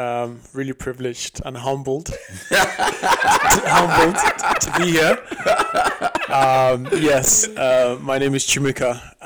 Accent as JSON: {"language": "English", "country": "South Africa", "tie": "born or raised there", "moved": "yes", "lives_now": "Scotland, United Kingdom", "said": "I grew up in Southern Africa, South Africa to be specific."}